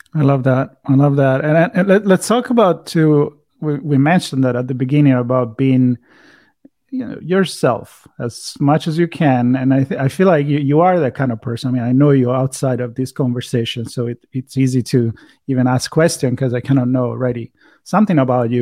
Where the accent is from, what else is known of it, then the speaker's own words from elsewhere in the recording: Italy; accent: Italian; my Italian accent